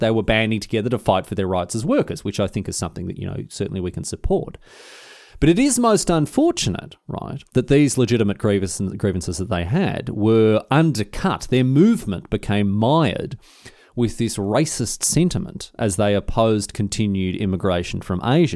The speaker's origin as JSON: {"language": "English", "region": "Victoria", "country": "Australia", "tie": "born or raised there", "said": "my home nation, uh, and indeed my home state. Obviously, the greatest state, uh, and the greatest nation on earth, Victoria in Australia."}